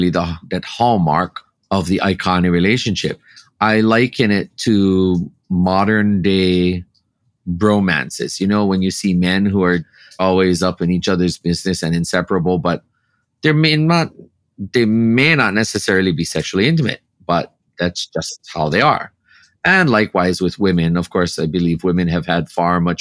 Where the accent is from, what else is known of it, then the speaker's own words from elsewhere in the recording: Hawaii, United States; As a Kanaka, as a native Hawaiian here in my homeland